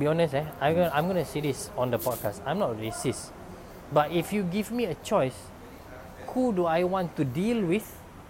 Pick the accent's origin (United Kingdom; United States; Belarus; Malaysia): Malaysia; also born or lived in Singapore; I worked in Singapore also, and I know that when we are in Singapore, Malaysians stick together regardless of race.